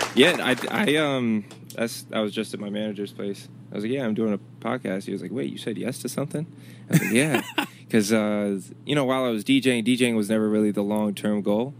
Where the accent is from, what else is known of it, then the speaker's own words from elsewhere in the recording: Chesapeake, Virginia, United States; moved away as an adult; also born or lived in Richmond, Virginia; Growing up in Chesapeake, it was cool, and I'm glad about where I was raised